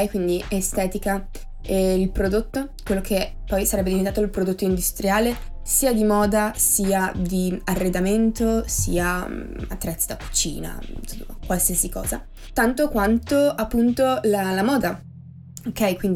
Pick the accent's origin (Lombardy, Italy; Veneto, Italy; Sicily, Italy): Veneto, Italy; Treviso; sono di Treviso, una piccola cittadina, quella che ha appunto i coniglietti, il put ehm, e le mozzarelle in carrozza, ok? Dove c'è il prosecco, non so se avete presente, vicino a Venezia e, ehm, ho 21 anni.